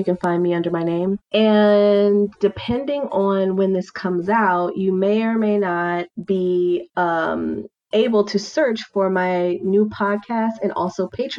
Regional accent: Milwaukee, Wisconsin, United States; also born or lived in Washington, District of Columbia, United States / Portland; now in Atlanta, United States; I'm from Milwaukee, so we had hockey and figure skating rinks

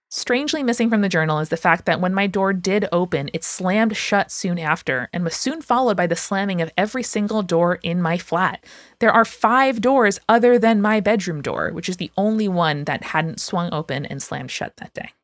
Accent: United States

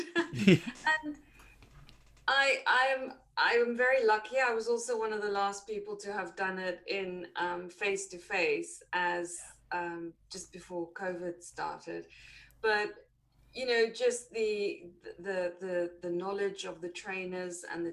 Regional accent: South Africa; moved away as an adult; now in United Kingdom; I am South African originally, and there I was a chef

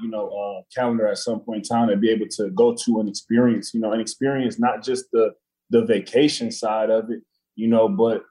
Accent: Detroit, Michigan, United States; moved away as an adult; also born or lived in Chicago; Growing up in Detroit

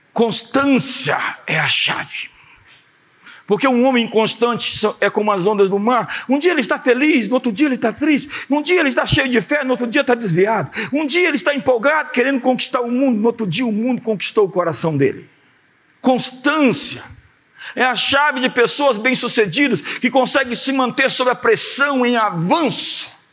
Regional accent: Brazil; nós somos brasileiros

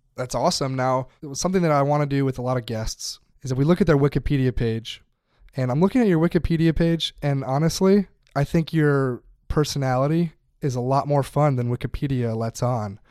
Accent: United States; I'm speaking as American here

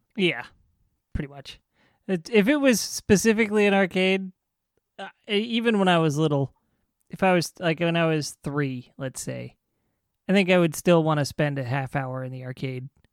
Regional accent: Riverside, California, United States; where I grew up in Riverside

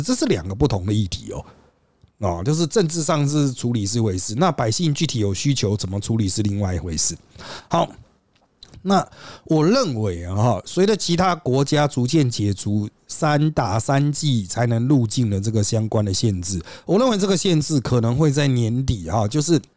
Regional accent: Taiwan; 我们台湾人

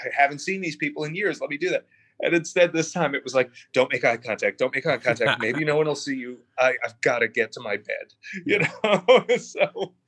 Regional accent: East Coast, United States; I grew up on the East Coast

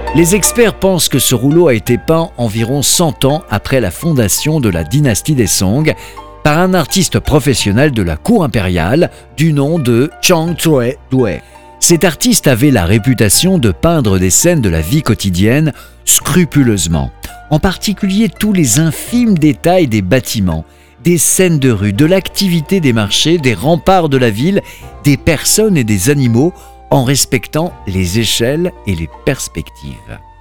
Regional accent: France; notre 2 novembre en France

